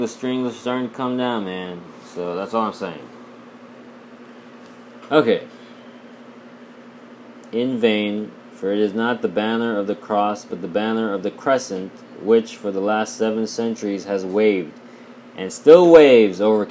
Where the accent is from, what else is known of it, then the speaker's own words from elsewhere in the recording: Kolkata, West Bengal, India; moved away as an adult; I grew up in India, man. I was born 1987